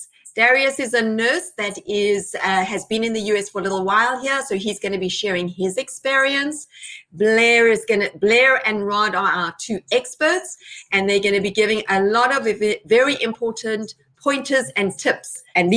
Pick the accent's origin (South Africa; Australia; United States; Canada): South Africa; moved away as an adult; I was an immigrant myself. I came here 21 years ago. I'm now a very proud citizen. I came from South Africa. I came with my husband, and my children were little at that time.